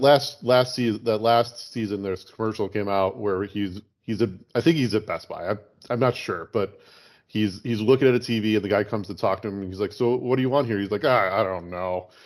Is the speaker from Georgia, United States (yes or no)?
no; Chicago, Illinois, United States; growing up in Chicago